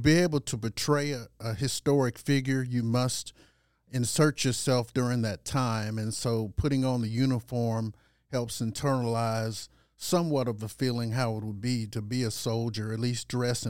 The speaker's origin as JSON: {"language": "English", "town": "Nashville", "region": "Tennessee", "country": "United States", "tie": "born or raised there", "said": "I grew up in East Nashville. I grew up there, lived there all my life."}